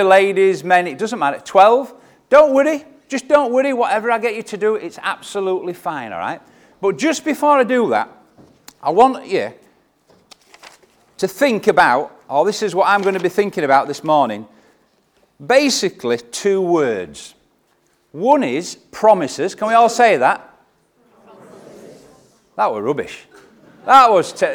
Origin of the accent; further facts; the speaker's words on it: Leeds, Yorkshire and the Humber, United Kingdom; I am from Leeds